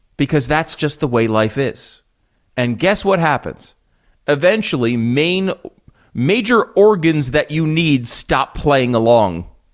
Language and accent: English; United States; also born or lived in Connecticut / New York; now in Texas, United States; I used to live in the Northeast. I grew up in Connecticut, in New York